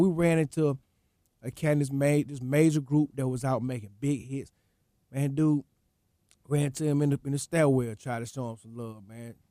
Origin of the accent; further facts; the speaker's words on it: Atlanta, Georgia, United States; … lived that close to me growing up, man, being, I'm from the Swats